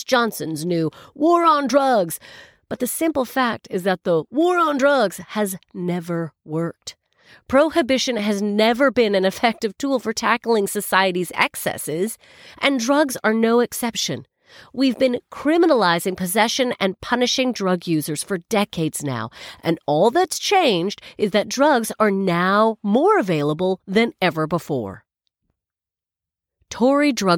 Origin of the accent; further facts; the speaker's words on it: Canada; now in United Kingdom; I'm Canadian